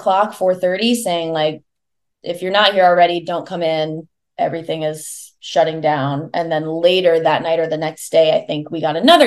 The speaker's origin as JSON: {"language": "English", "region": "Iowa", "country": "United States", "tie": "born or raised there", "moved": "yes", "said": "I am from the Midwest. I grew up in Iowa"}